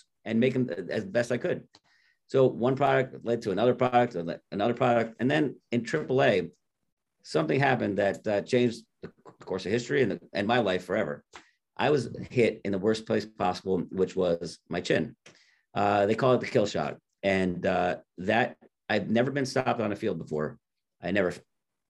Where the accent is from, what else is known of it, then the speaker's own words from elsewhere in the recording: Orange, Connecticut, United States; born and raised in Connecticut, New Haven County, right outside New Haven, a little town called Orange